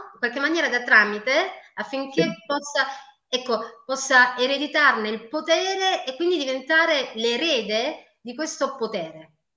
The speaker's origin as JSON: {"language": "Italian", "region": "Apulia", "country": "Italy", "said": "anch'io sono pugliese"}